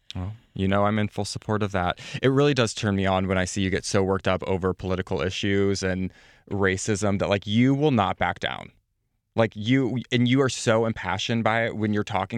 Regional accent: Midwest, United States; I come from the Midwest

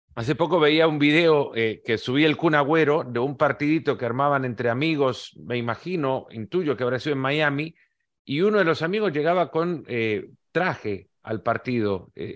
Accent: El Salvador; Yo que crecí en El Salvador

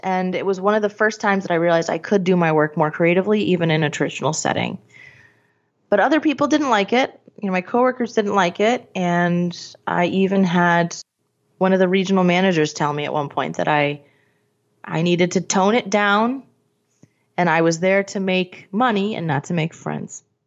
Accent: Scranton, Pennsylvania, United States; I'm from Scranton

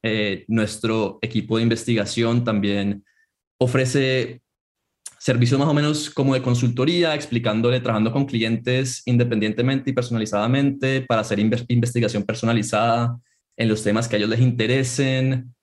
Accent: Colombia; moved away as an adult; also born or lived in Chicago, United States; yo soy originalmente colombiano, pero fui a, estudiar en Estados Unidos, estudié en Chicago

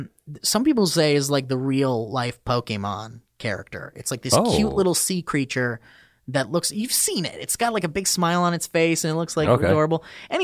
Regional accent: Oxnard, California, United States; I was born and raised in Oxnard.

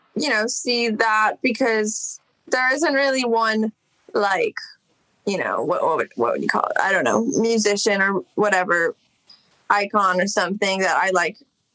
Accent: Los Angeles, California, United States; Yeah, I grew up in Echo Park. I mean, I guess same dish, but that's where I lived from when I was a baby until like 16.

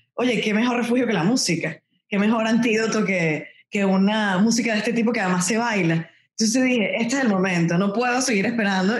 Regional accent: Venezuela; moved away as an adult; now in Miami, United States; los dos somos venezolanos

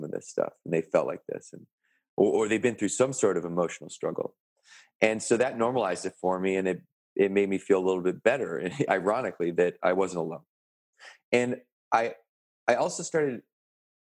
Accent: Canada; I had the scholarship to university in my hometown. I had made the national rugby team, and this was in sort of the epicenter of rugby Canada on the West Coast

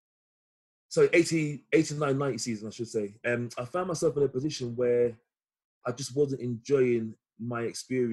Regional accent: London, United Kingdom; born and raised in Chelsea

